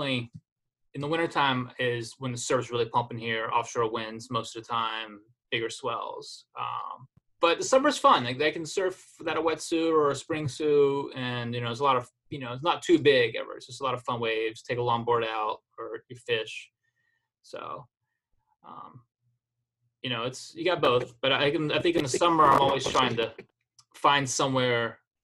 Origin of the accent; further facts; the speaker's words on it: Florida, United States; growing up in Florida